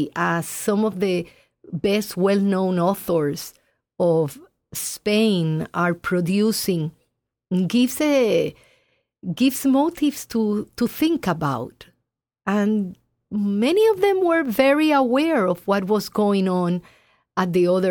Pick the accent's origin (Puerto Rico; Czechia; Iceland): Puerto Rico; Puerto Rico, my home country.